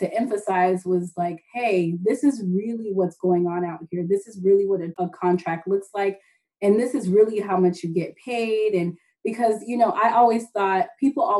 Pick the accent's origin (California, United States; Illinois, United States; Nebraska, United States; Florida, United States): Florida, United States; Southwest; I was born in Southwest Florida.